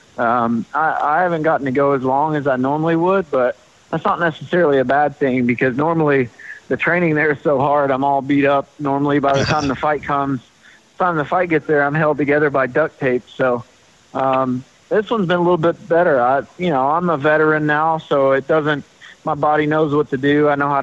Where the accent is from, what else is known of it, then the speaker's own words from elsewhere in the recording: Knoxville, Tennessee, United States; my hometown gym there, Shield Systems